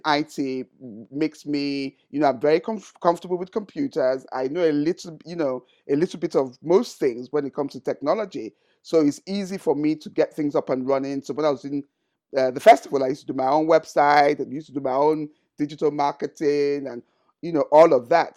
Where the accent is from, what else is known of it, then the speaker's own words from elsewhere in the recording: Sagamu, Ogun State, Nigeria; my hometown, Shagamu